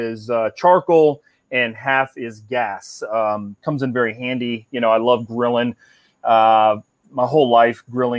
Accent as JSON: {"language": "English", "town": "Cincinnati", "region": "Ohio", "country": "United States", "tie": "born or raised there", "moved": "yes", "lives_now": "Florida, United States", "said": "I grew up in Cincinnati"}